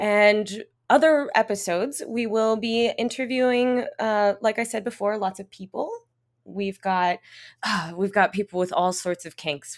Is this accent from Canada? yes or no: yes; Canada; accent: English Canadian; now in Montreal, Canada; I am quite obviously English Canadian, uh, as you can hear from my accent